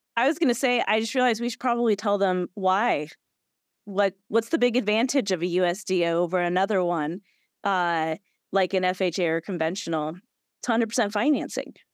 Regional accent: Illinois, United States; now in Florida, United States; I'm coming live from, um, Illinois, actually, my hometown

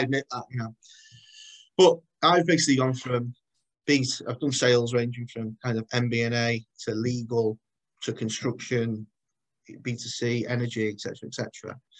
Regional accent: Chester, North West England, United Kingdom; I'm from, I'm born and bred in Chester.

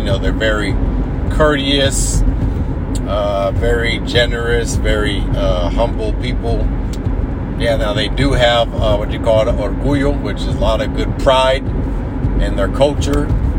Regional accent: United States; I'm an American. I mean, like I said, they're American too, but I'm not Puerto Rican by blood.

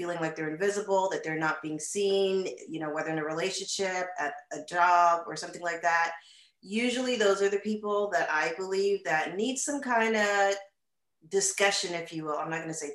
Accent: Canada; moved away as an adult; now in United States; I am originally from Canada, born and raised. I moved to the United States some 20 years ago.

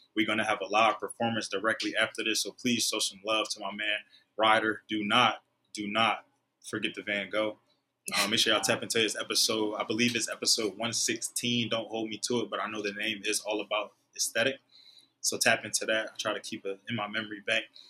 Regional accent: Philadelphia, Pennsylvania, United States; also born or lived in New York; I was born in New York, raised in Philly

